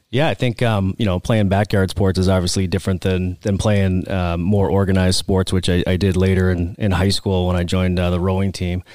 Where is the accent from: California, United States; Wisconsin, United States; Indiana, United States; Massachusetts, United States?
Massachusetts, United States; Oxford; accent: Boston; now in Arizona, United States; I'm from the Boston area.